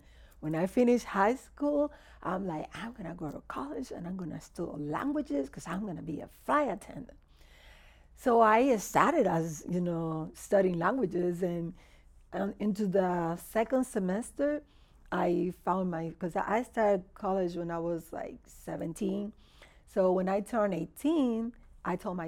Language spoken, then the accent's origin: English; Dominican Republic; English is a second language; moved away; also born or lived in Miami / Houston; I was born in Dominican Republic.